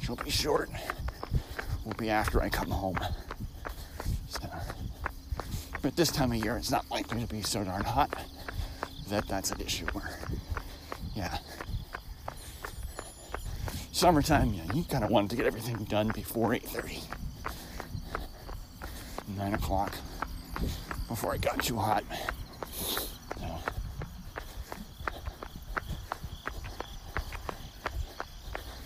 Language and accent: English; New York, United States; moved away; growing up in New York